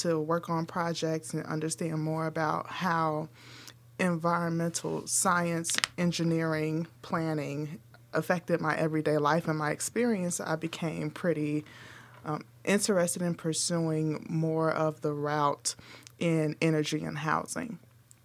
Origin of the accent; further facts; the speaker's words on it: Chicago, Illinois, United States; we grew up in North Lawndale.